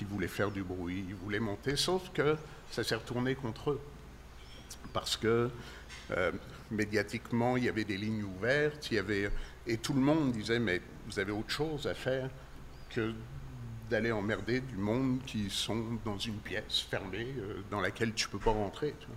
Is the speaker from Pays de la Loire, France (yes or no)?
no; Paris, Île-de-France, France; moved away as an adult; now in Quebec, Canada; je viens effectivement de France, de Paris